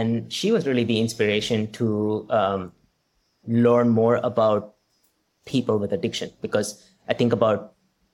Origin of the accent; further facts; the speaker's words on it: India; moved away; growing up in India